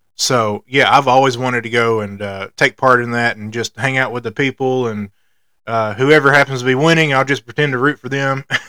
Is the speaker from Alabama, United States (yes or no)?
yes; Alabama, United States; I grew up on the Braves like everybody else in the state of Alabama